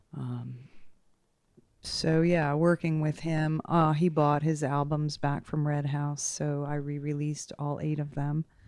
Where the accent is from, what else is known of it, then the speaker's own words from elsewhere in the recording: Portland, Maine, United States; moved away as an adult; also born or lived in Denver / New Orleans / Guatemala / Austin; now in Fort Collins, United States; I grew up in Portland, Maine.